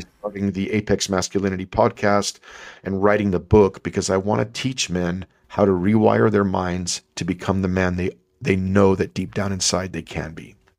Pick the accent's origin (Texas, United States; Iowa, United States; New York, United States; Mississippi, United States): Texas, United States; El Paso; growing up in El Paso, Texas